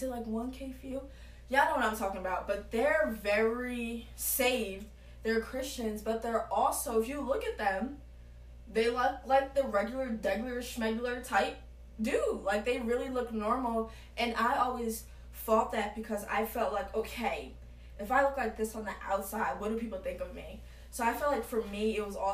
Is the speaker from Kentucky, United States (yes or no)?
no; New Jersey, United States; now in the South, United States; I'm from New Jersey